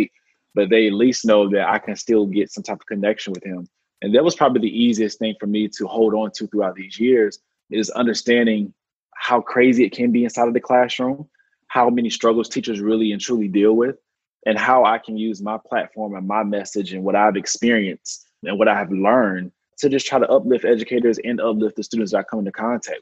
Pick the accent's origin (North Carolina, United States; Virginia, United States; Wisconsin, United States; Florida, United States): North Carolina, United States; I am from North Carolina, so I'm definitely a country boy at heart